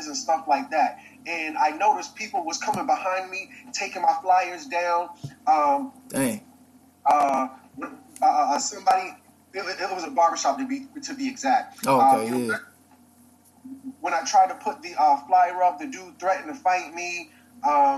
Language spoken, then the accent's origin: English; Virginia, United States; this is my hometown, so I done been in this library a million times